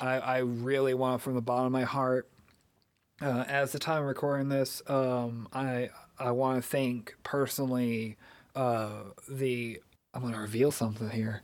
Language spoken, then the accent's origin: English; Missouri, United States; where we're from, because I'm from Missouri